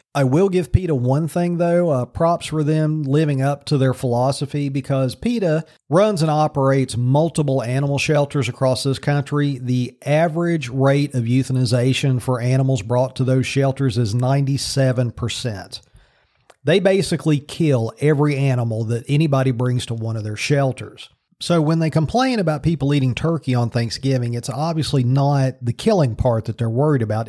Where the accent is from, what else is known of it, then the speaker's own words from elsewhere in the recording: Virginia, United States; in Virginia again. So all this stuff's going on in my home state.